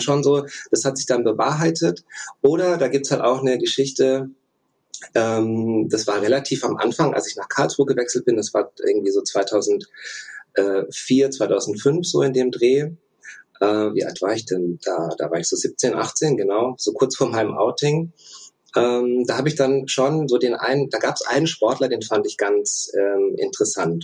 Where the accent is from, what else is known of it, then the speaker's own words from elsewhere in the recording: Russia; moved away; ich bin in Russland geboren, beide Elternteile ähm, sind russisch